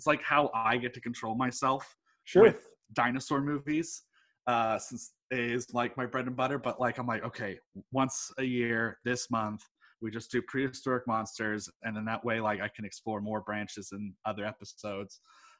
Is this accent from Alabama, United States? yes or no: no; Houston, Texas, United States; I was born in Houston. I'm weird. Okay. Like, my mom's from Pennsylvania, my dad's from England, and I was born in Houston.